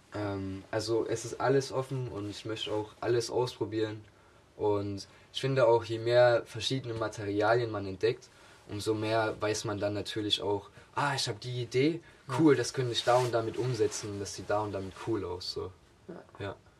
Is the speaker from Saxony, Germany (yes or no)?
yes; Augustusburg, Saxony, Germany; now in Leipzig, Germany; ursprünglich komme ich aus der Nähe von Chemnitz